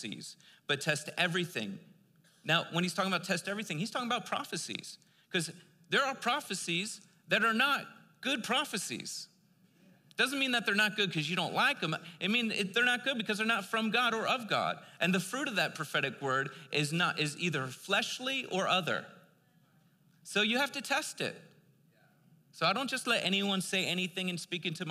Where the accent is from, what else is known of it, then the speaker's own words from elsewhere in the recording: East Coast, United States; I'm from the East Coast